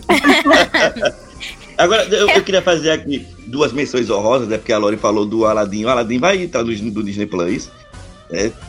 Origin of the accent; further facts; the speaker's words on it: Northeast Region, Brazil; meu conterrâneo aqui do Nordeste